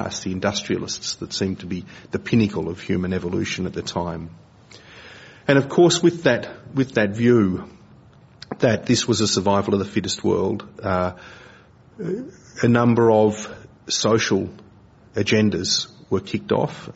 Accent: Australia; I'm an Aussie

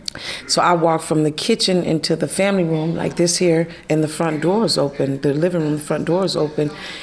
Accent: Mississippi, United States; also born or lived in Richmond, California; now in Antioch, United States; I grew up in Mississippi.

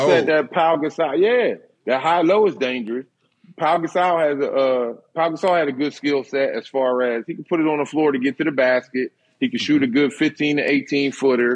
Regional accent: Philadelphia, Pennsylvania, United States; growing up in Philly, we didn't have it all.

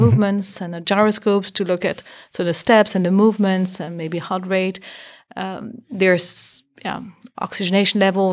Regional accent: Belgium; moved away as an adult; also born or lived in Boston, United States; My background, I'm from Belgium

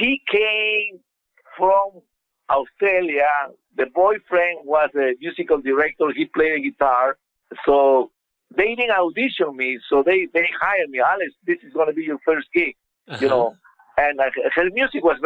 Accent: Peru; moved away as an adult; also born or lived in Los Angeles / Las Vegas; I grew up playing in Peru

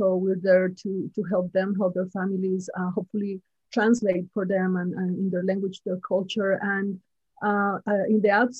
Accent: Sacramento, California, United States; also born or lived in Irvine, California; I go to school in UC Irvine, but my hometown is in Sacramento.

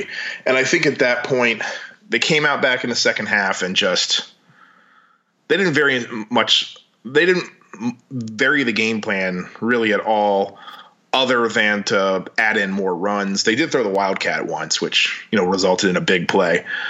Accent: Louisiana, United States; we're from Louisiana

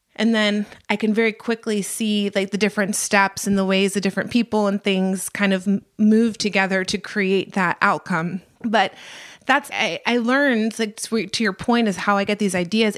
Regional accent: Atlanta, Georgia, United States; born or raised there

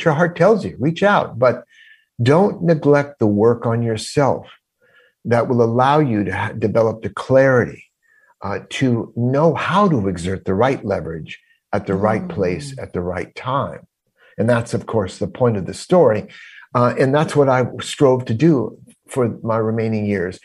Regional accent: Los Angeles, California, United States; moved away as an adult; also born or lived in Ohio; as an LA boy, I grew up in Los Angeles

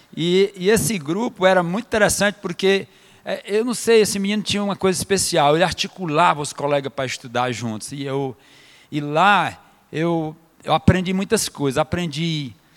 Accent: Fortaleza, Ceará, Brazil; also born or lived in Rio de Janeiro; a minha comunidade onde eu me criei, até os nove anos de idade, porque eu saí de lá para morar em Fortaleza

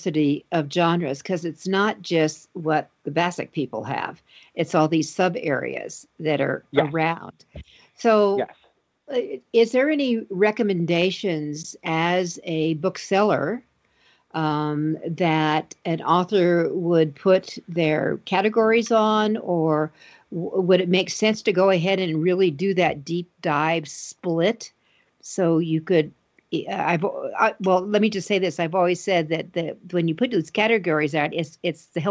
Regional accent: Denver, Colorado, United States; right here in my hometown of Denver, Colorado

